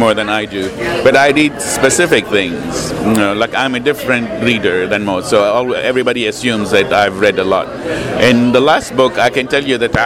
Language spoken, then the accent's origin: English; Lebanon; moved away; I grew up in Lebanon